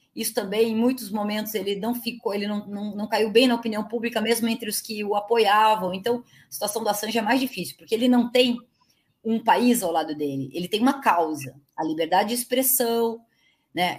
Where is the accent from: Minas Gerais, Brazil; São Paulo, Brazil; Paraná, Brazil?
Paraná, Brazil; Curitiba; Eu sou de Curitiba